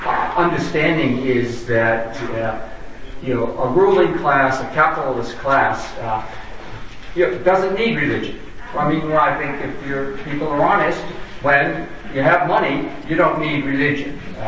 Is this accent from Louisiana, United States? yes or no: no; San Francisco, California, United States; I'm from San Francisco.